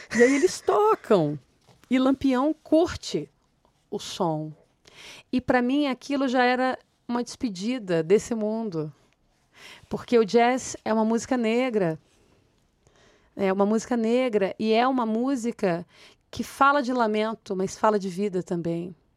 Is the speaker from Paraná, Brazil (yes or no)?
no; Rio de Janeiro, Brazil; eu sou do Rio de Janeiro, dessas comunidades